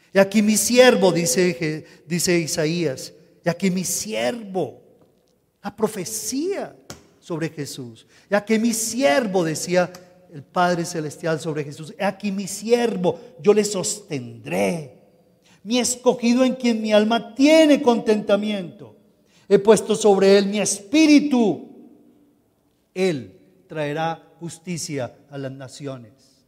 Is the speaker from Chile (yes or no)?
no; Colombia; como ciudadanos colombianos